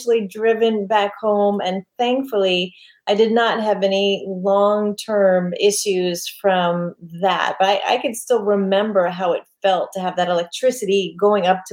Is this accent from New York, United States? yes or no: yes; New York City, New York, United States; I grew up in New York on Staten Island